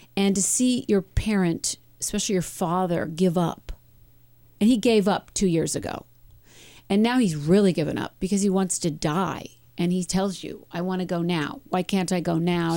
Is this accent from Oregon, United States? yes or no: yes; Medford, Oregon, United States; moved away; my time in Medford, growing up